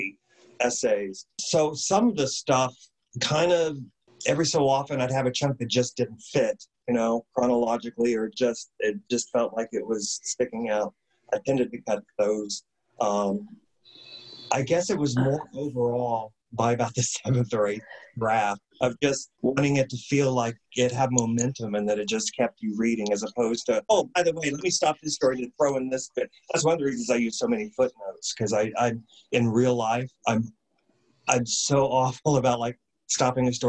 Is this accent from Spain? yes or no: no; Indiana, United States; now in San Francisco, United States; I had a film festival in my hometown, home state of Indiana